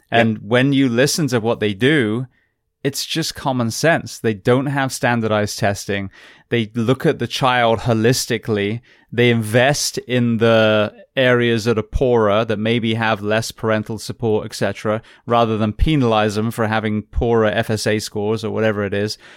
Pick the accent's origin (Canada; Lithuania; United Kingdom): United Kingdom; England; now in United States; national health that I grew up with in England